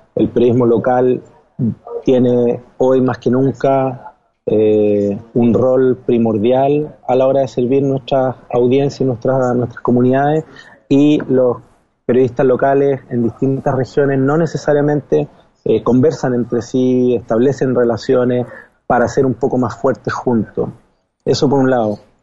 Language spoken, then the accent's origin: Spanish; Chile; moved away as an adult; now in New York, United States; en mi país, en Chile